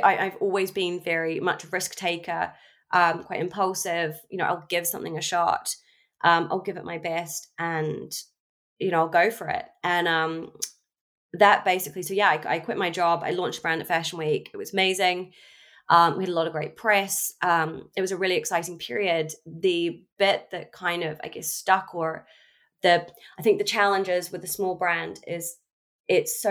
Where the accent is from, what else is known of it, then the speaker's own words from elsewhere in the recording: New Zealand; moved away as an adult; now in London, United Kingdom; I'm from New Zealand originally. I grew up in New Zealand